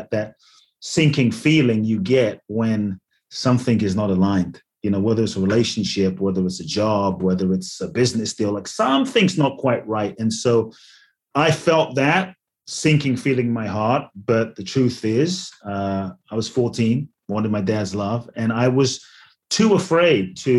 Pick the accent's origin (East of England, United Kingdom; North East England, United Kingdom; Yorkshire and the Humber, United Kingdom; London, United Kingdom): London, United Kingdom; born or raised there; also born or lived in Ghana; now in United States